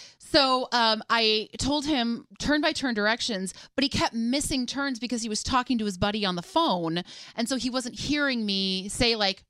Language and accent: English; Midwest, United States; now in New York, United States; I'm from the Midwest.